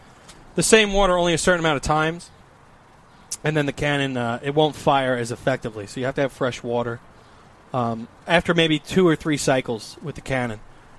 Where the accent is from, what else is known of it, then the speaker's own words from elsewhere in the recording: United States; I'm an American